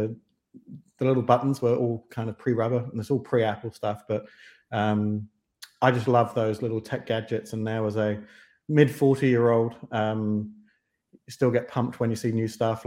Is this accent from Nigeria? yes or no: no; London, United Kingdom; moved away as an adult; also born or lived in Kent; now in New Zealand; I grew up in the grungier parts of southeast London. So Deptford, Lewisham, Greenwich